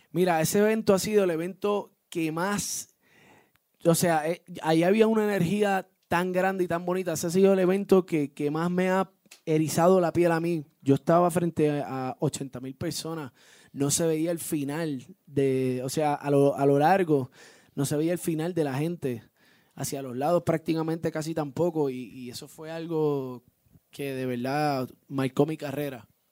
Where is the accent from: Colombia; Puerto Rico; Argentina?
Puerto Rico; vivo, nací y criado en Puerto Rico, orgulloso de ser puertorriqueño